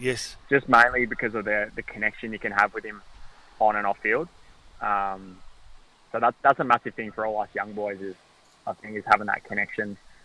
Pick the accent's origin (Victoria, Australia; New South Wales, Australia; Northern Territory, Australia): Victoria, Australia; Fish Creek; moved away as an adult; also born or lived in Warragul, Victoria / Newborough, Victoria; now in Gold Coast, Australia; then Mum and Dad decided to move over to Newborough, so we leased the farm off in Fish Creek, made the move over